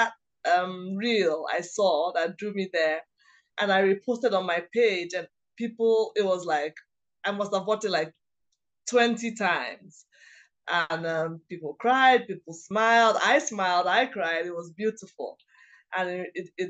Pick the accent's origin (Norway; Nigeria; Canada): Nigeria; In my culture, I'm Igbo, I'm from Nigeria.